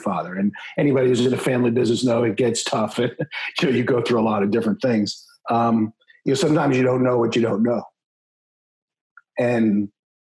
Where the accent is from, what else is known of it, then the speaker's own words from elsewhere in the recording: Maryland, United States; now in Texas, United States; grew up in Maryland